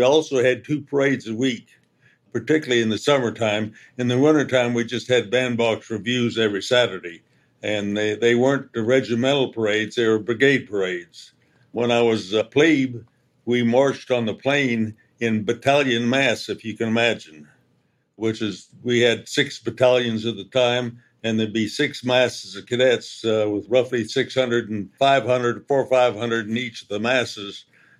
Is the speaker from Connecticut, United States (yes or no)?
no; San Francisco, California, United States; And I grew up in the San Francisco area